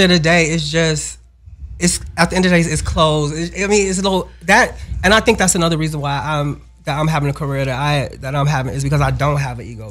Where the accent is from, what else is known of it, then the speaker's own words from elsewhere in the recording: Chicago, Illinois, United States; we grew up in the same building as …